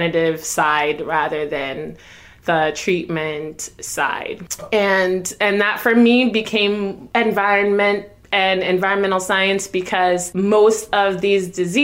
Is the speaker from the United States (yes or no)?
no; Jamaica; I was born in Jamaica myself.